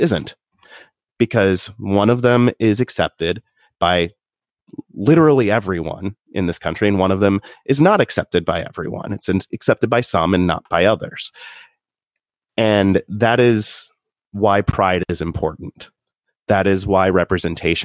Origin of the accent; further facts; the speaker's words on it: Southern Indiana, United States; Growing up in Southern Indiana